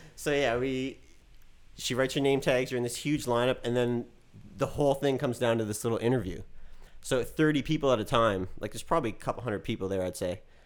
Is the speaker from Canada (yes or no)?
yes; Dartmouth, Nova Scotia, Canada; moved away as an adult; now in Los Angeles, United States; I went to Dartmouth High